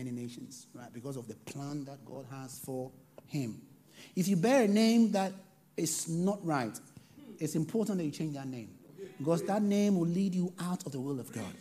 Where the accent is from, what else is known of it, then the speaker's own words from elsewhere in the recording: Ghana; I come from Ghana